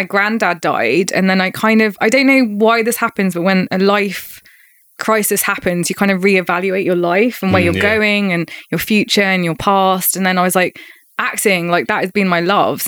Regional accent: London, United Kingdom; My sister and I are born in West London. So I went to school in West London

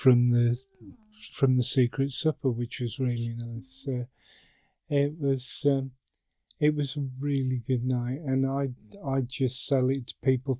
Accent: Birmingham, West Midlands, United Kingdom; being a Brummie

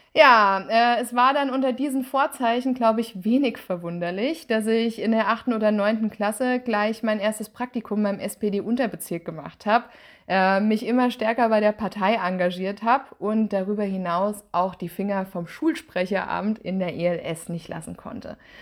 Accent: Ober-Mörlen, Hesse, Germany; moved away as an adult; also born or lived in Mannheim / Nürnberg / Freiburg; Ich bin in Obermölln aufgewachsen

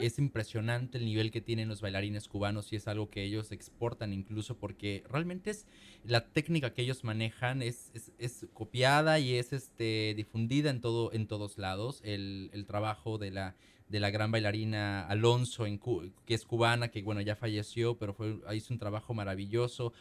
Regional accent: Mexico; now in Seattle, United States; nuestras casas en México

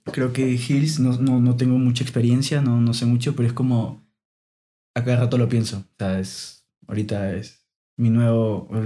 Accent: Lima, Peru; Sí, toda mi vida nací en, estuve viviendo en Lima.

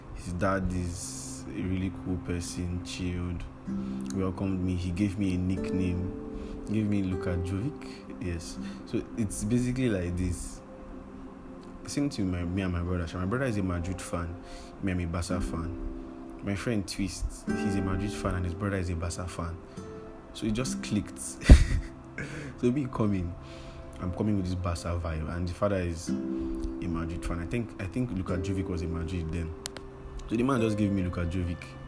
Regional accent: Lagos, Nigeria; I grew up in Lagos

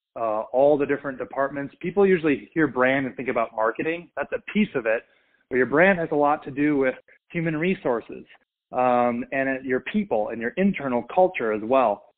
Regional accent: Minnesota, United States; I grew up in Minnesota

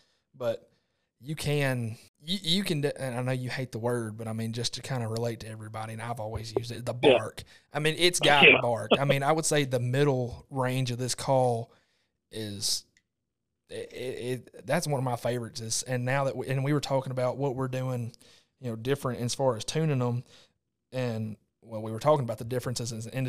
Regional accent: Mississippi, United States; now in Arkansas, United States; I came from Mississippi, and now 99% Arkansas, and I've always blown a cut down.

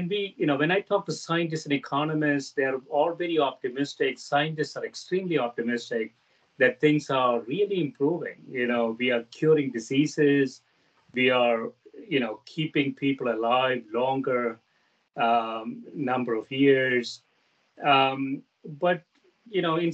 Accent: South India, India; moved away as an adult; now in United States; I grew up in South India. I grew up as a Catholic in South India. I came to the U.S. to go to graduate schools

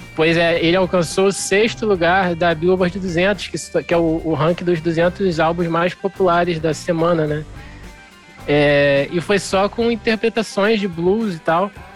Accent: Brazil; como brasileiros ou como não americanos

